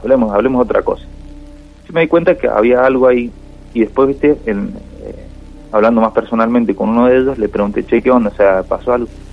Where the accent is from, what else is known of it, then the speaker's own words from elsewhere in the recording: Mendoza, Argentina; now in Rosario, Argentina; yo soy en realidad de Mendoza